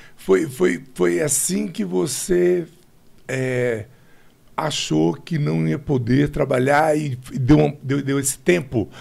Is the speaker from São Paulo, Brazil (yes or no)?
no; Brasília, Federal District, Brazil; eu sou de Brasília, nascido e criado aqui